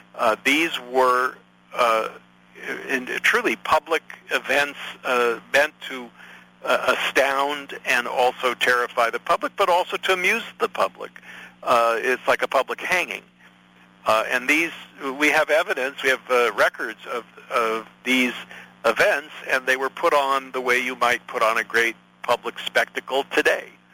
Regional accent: United States; I am an American citizen

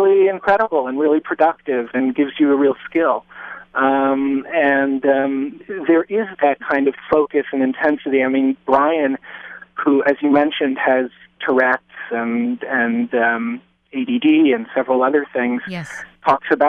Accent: New York City, New York, United States; I grew up in Lower Manhattan, and it was a very different place than it is now

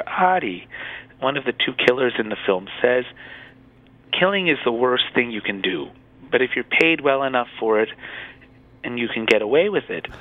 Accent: United States; me being American

